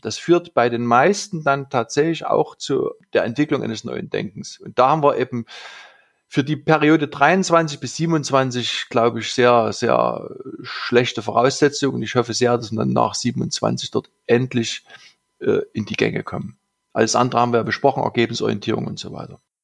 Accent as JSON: {"language": "German", "region": "Saxony", "country": "Germany", "said": "bei uns in Sachsen die Lommatscher Pflege"}